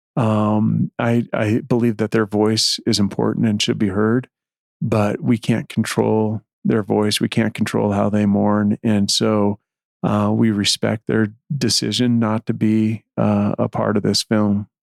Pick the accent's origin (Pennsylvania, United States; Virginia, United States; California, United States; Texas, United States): California, United States; San Diego; I grew up in San Diego among a lot of uh, uh, Hispanics